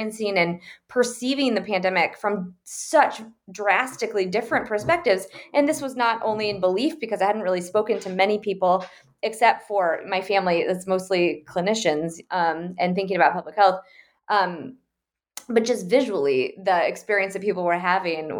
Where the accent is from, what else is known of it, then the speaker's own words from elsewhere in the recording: Okoboji, Iowa, United States; now in Washington, D.C., United States; my hometown